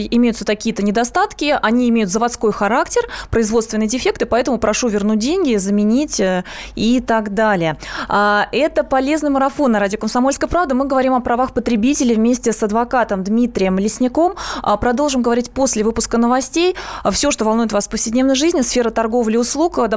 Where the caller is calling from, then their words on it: Saratov, Saratov Oblast, Russia; Я звоню вам из Саратова